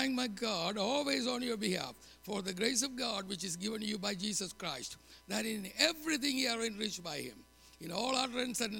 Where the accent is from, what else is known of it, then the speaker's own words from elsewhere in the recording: India; moved away as an adult; now in United States; I'm going back to India